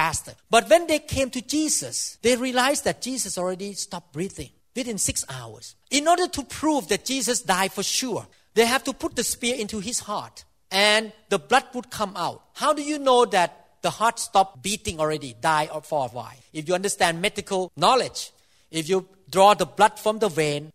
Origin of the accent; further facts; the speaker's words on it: Thailand; I'm Thai, so I came from Southeast Asia